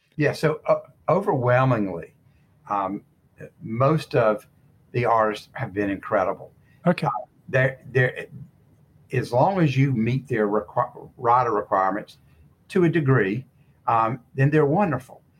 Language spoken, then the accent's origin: English; Charlotte, North Carolina, United States; I grew up in Cotswold section of Charlotte, and I was on Chelmsford Road